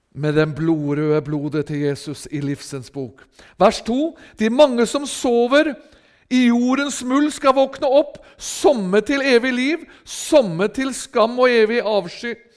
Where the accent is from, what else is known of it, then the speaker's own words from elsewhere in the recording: Rakkestad, Østfold, Norway; hjemme i menigheten i Rakkestad i Østfold, der jeg er ifra